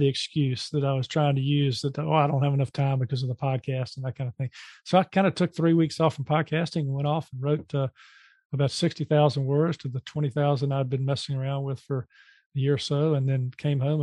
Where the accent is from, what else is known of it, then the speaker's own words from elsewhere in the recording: Charlotte, North Carolina, United States; in my hometown here, Charlotte, North Carolina